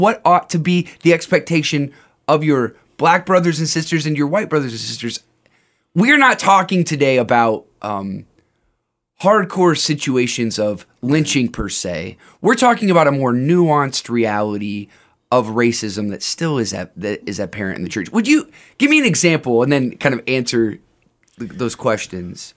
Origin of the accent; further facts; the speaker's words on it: United States; as an American